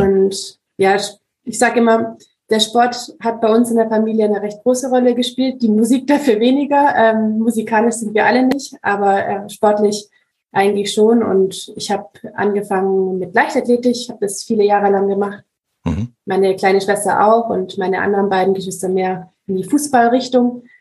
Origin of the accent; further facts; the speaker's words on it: Ravensburg, Baden-Württemberg, Germany; ich bin aus Ravensburg, aus Süddeutschland